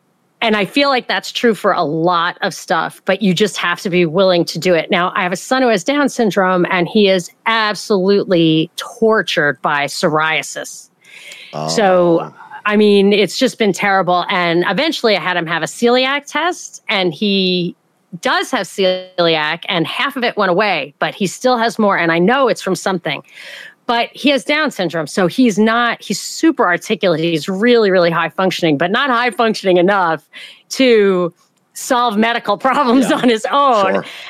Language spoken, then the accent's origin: English; New York, United States; also born or lived in Atlanta, Georgia; I'm from New York.